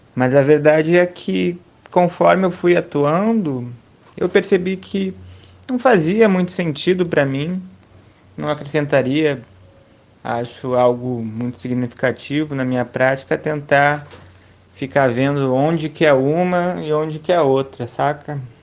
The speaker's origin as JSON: {"language": "Portuguese", "town": "Porto Alegre", "region": "Rio Grande do Sul", "country": "Brazil", "tie": "born or raised there", "moved": "as an adult", "lives_now": "Rio de Janeiro, Brazil", "said": "E sou de Porto Alegre, nascido e criado lá até 2013, que é quando eu venho para o Rio de Janeiro"}